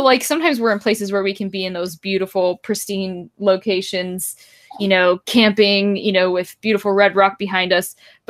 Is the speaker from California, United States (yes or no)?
yes; Northern California, United States; I'm from Northern California